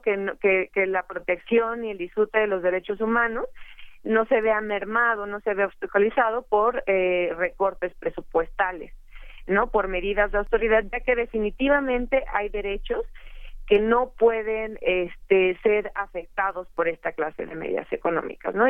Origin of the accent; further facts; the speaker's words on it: Mexico; como mexicanos